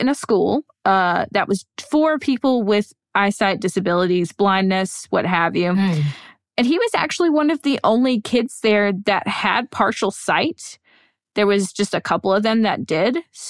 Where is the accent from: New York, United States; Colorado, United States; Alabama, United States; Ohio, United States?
Alabama, United States; I'm from Alabama. I sound like cornbread. I sound like cornbread and okra.